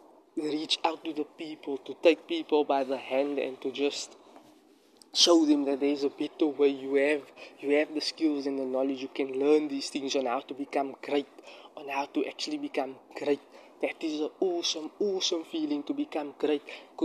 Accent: Cape Town, Western Cape, South Africa; I'm in my area in Bellville, in my hometown where I'm currently situated, South Africa, Cape Town.

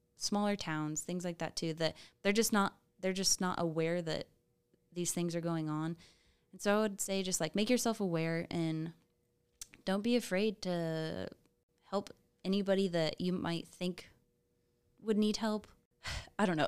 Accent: Topeka, Kansas, United States; I am from Topeka

